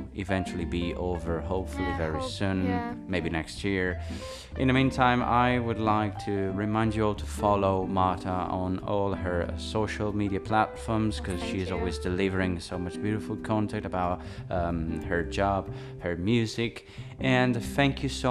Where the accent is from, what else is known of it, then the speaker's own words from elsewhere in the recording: Italy; my hometown in Italy